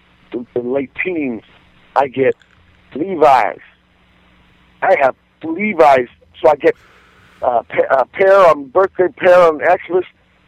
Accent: Virginia, United States; born there; I was born in Virginia, but I was conceived.

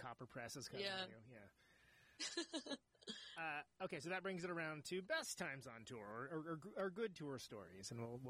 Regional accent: Modesto, California, United States; also born or lived in Oakland, California; I'm from Oakland, but I grew up in a town called Modesto, California, which is in the Central Valley.

